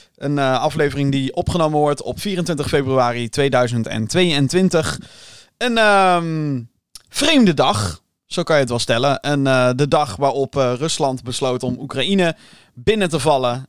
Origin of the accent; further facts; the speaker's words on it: Netherlands; Ik blijf wel een Hollander